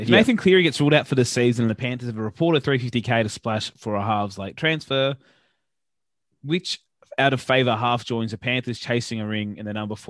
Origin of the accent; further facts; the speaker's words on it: New South Wales, Australia; I'm from New South Wales. I don't understand Origin.